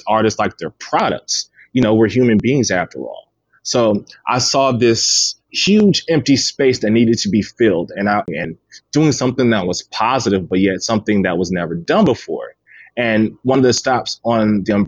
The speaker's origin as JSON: {"language": "English", "town": "Clearwater", "region": "Florida", "country": "United States", "tie": "born or raised there", "said": "growing up in Clearwater"}